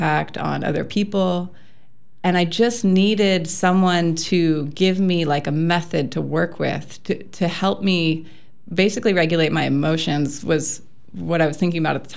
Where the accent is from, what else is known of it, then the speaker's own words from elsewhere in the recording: outside of Austin, Texas, United States; also born or lived in Ontario, Wisconsin; now in Wisconsin, United States; I was born and raised in Texas, right outside of Austin